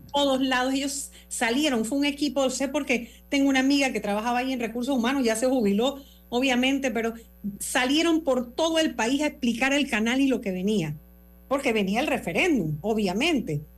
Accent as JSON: {"language": "Spanish", "country": "Panama", "said": "somos los panameños"}